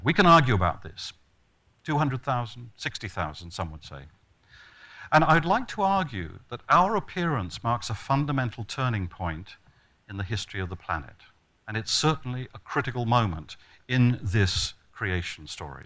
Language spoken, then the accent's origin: English; Australia; I come from Australia